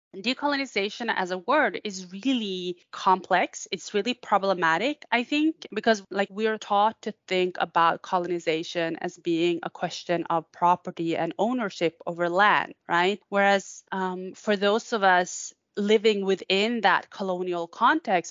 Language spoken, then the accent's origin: English; Norway; also born or lived in Tampere, Finland; I am a Sami scholar uh, from the Norwegian side.